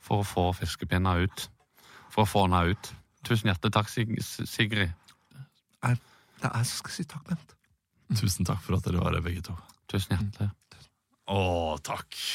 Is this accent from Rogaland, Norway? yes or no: yes; Rogaland, Norway; riv det hadde vi ikke der hvor jeg vokste opp, utenfor Stavanger.